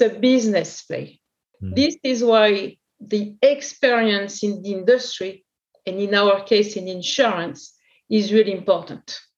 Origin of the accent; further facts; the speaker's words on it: France; accent: French; English is a second language; also born or lived in New York / Porto / Sao Paulo; In France, you can imagine from my accent